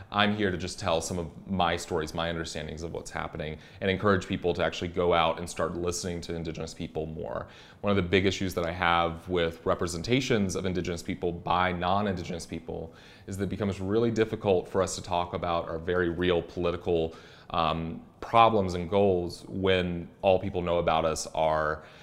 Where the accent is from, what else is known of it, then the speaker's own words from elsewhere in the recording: South Carolina, United States; I'm Catawba. I'm from South Carolina. I I am very aware that this is not my land.